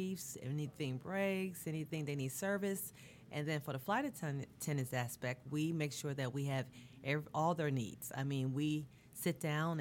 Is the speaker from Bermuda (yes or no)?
yes; Bermuda; moved away; I'm from Bermuda originally